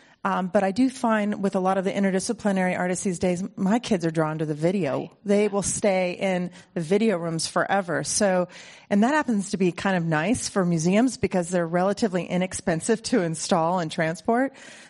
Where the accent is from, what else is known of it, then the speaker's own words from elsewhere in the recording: Midwest, United States; I'm a Midwesterner, so if you ever walk into my gallery and one of my staff and I'm the nice gallerist.